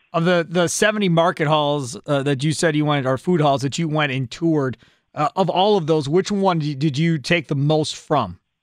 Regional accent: Kenosha, Wisconsin, United States; I grew up in Kenosha

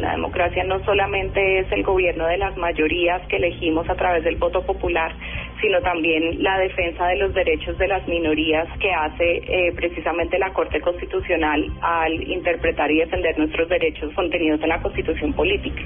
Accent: Colombia; como colombiana

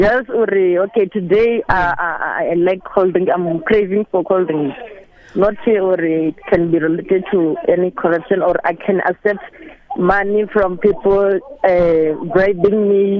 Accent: Limpopo, South Africa; Yeah, I'm from Venda. Yes, you're right.

